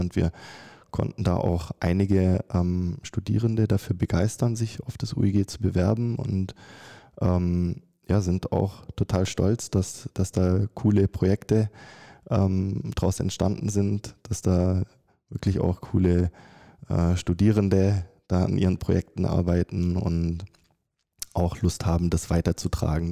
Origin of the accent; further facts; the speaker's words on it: Germany; moved away as an adult; also born or lived in Stuttgart / Carinthia, Austria; ich komme ursprünglich aus Deutschland